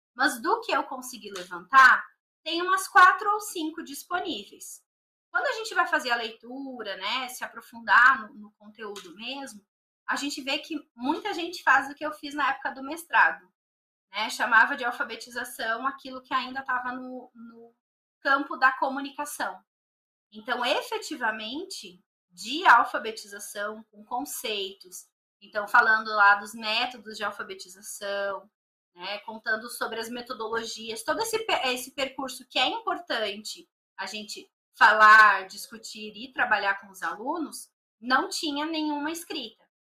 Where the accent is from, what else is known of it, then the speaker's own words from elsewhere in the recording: Novo Hamburgo, Rio Grande do Sul, Brazil; moved away as an adult; also born or lived in Canoas, Rio Grande do Sul; now in São Paulo, Brazil; eu nasci na cidade de Canoas, no Rio Grande do Sul. Mas eu só nasci lá, então eu nunca morei, né? A minha cidade que realmente eu vivi até vir aqui pra São Paulo foi Novo Hamburgo